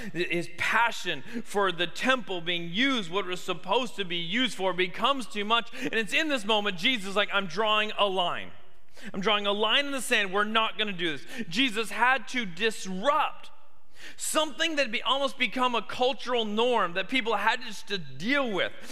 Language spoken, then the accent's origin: English; Canada; now in Tuscaloosa, United States; me growing up in Canada